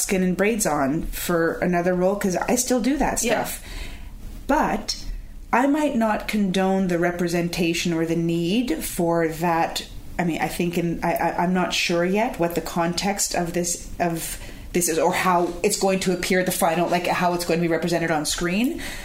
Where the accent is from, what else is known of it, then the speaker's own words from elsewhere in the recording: Toronto, Ontario, Canada; a Jewish woman from Toronto, born and bred in Toronto, Jewish. That's me.